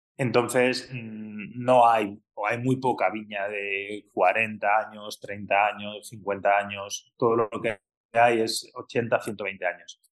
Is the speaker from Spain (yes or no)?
yes; Madrid, Community of Madrid, Spain; moved away as an adult; also born or lived in California / Australia / Douro, Portugal; now in Arribes del Duero, Spain; yo soy nacido y criado en Madrid, pero mi familia es de, Arribes